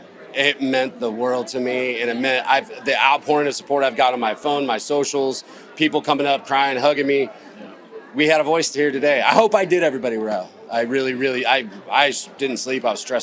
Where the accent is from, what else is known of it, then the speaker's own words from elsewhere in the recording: Myrtle Beach, South Carolina, United States; my hometown